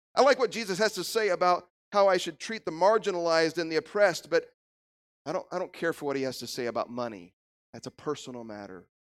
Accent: Illinois, United States; moved away as an adult; also born or lived in Kansas; God called us back to my home state of Illinois

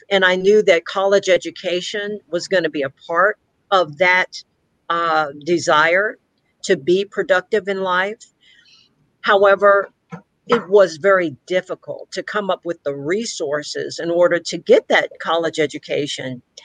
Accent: Victoria, Texas, United States; I grew up here in Victoria, Texas

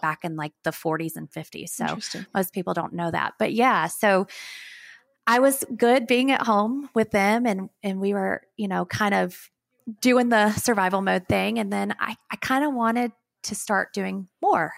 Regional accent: Athens, Alabama, United States; also born or lived in Huntsville, Alabama / Meridian, Mississippi; I grew up in Athens, Alabama, which if you don't know where that is, there's very small town close to Huntsville.

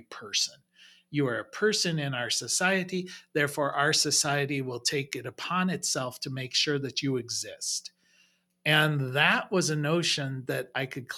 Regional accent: United States; also born or lived in Europe; as Americans

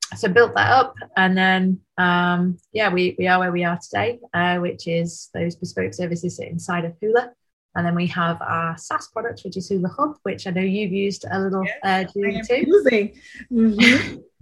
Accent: Manchester, North West England, United Kingdom; Manchester born and bred

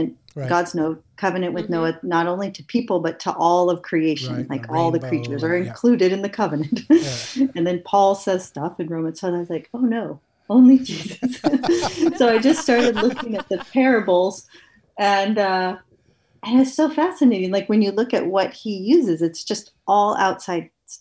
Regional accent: United States; moved away as an adult; now in Canada; I'm from the States

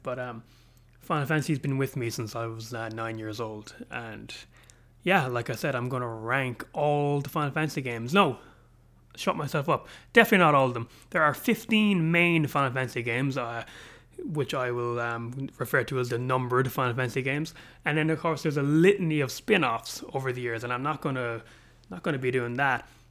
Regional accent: Ireland; an Irishman living in Europe

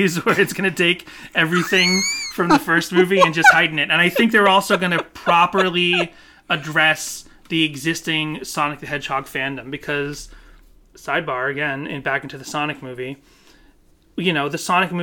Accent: Boston, Massachusetts, United States; now in Los Angeles, United States; I was raised in Boston and suburban area

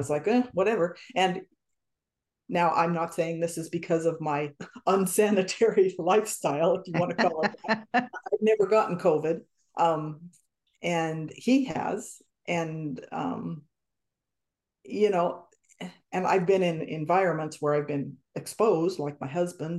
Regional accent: Wyoming, United States; We're both from Wyoming, you know, that's kind of a unique environment, I guess you'd say, to grow up in. We both grew up in small towns.

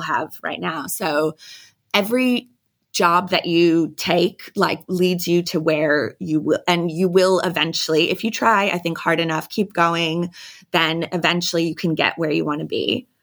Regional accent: United States; moved away as an adult; now in Sydney, Australia; I'm thirty-five now and I'm American

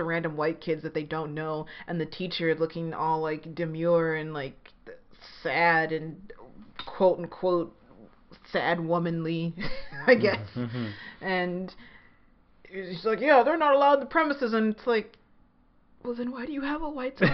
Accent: Alabama, United States; I'm from Alabama

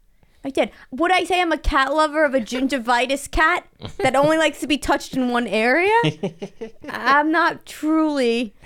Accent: New York City, New York, United States; No, New York.

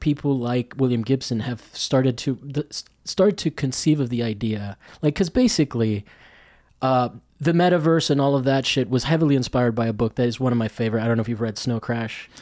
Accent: Rome, Lazio, Italy; moved away; I grew up in Rome

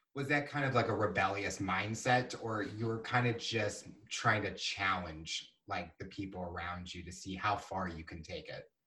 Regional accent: Missouri, United States; as we're both are growing up in Missouri

